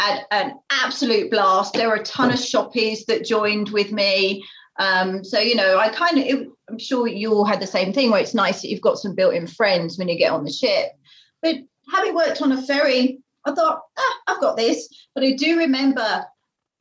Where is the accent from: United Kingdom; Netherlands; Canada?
United Kingdom; Finglesham, South East England; moved away; I grew up in Finglesham.